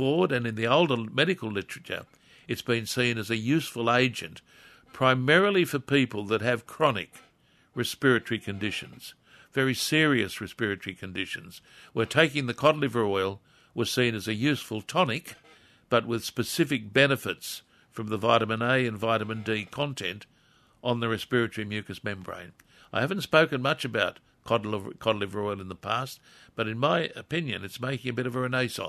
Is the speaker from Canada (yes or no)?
no; Wallsend, North East England, United Kingdom; When I was a very young person, that's a long time ago, Jane, growing up in Crest Road, Wall's End, I can remember Friday night being given a preparation of cod liver oil